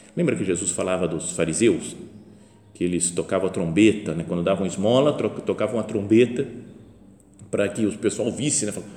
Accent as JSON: {"language": "Portuguese", "country": "Brazil", "also_born_or_lived": "Italy", "said": "sou brasileiro"}